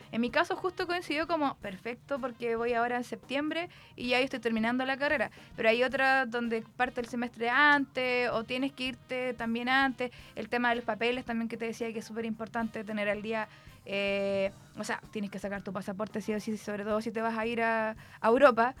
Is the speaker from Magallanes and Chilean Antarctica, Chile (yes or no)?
no; Concepción, Biobío, Chile; soy la única de Conce